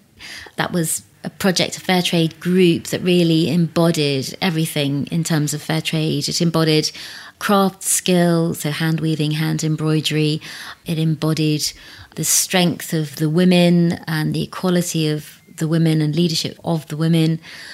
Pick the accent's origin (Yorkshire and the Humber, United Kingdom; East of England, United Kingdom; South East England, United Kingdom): South East England, United Kingdom; growing up in Berkshire, there were only two families that were of colour. So I kind of grew up.